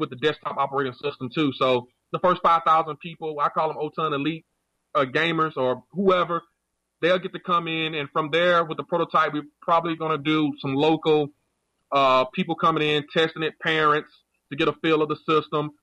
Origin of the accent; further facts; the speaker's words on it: United States; I'm a former U.S. Marine, and you know, I'm American.